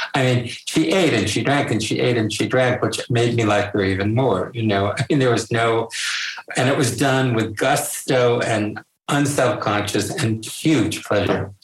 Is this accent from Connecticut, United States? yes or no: yes; Connecticut, United States; I was from Connecticut